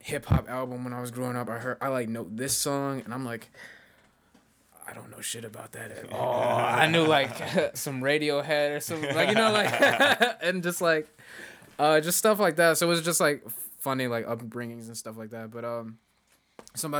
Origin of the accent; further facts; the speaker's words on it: Chicago, Illinois, United States; I grew up on the South Side in Beverly